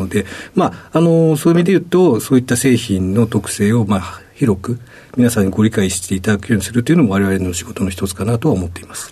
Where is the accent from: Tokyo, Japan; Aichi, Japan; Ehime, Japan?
Tokyo, Japan; Machida; also born or lived in Shinagawa, Tokyo; 東京の品川で生まれまして、あの、小学校の時に町田市に引っ越しをしました。